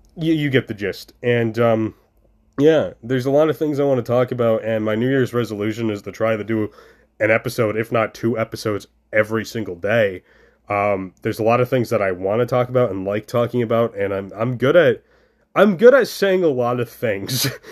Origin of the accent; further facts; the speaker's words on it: New York, United States; moved away as an adult; now in Ohio, United States; I'm currently in New York State. I am back in my hometown